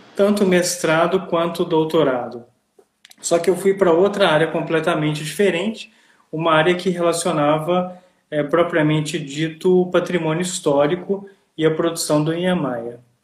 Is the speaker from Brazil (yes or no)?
yes; Ouro Preto, Minas Gerais, Brazil; now in Italy; eu sou de Ouro Preto, é, em Minas Gerais